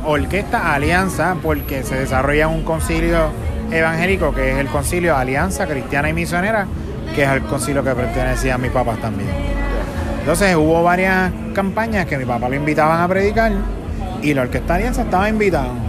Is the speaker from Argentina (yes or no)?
no; Bayamón, Puerto Rico; yo soy de Bayamón, estudié también en la escuela Bayamón Militar y Academy, la academia de Bayamón